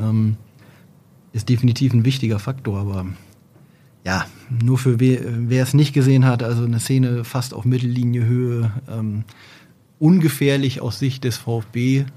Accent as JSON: {"language": "German", "town": "Oldenburg", "region": "Lower Saxony", "country": "Germany", "said": "grundsätzlich bin ich Oldenburger"}